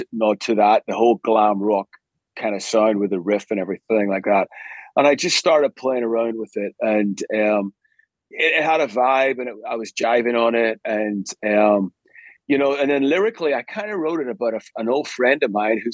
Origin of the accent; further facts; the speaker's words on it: Belfast, Northern Ireland, United Kingdom; moved away; also born or lived in Glasgow; I grew up in Northern Ireland.